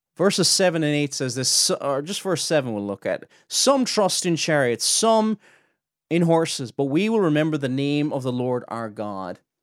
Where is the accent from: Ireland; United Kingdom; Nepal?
Ireland; near Cork City, Munster; I'm not from Cork City, but I'm from near Cork City, from the south of Ireland.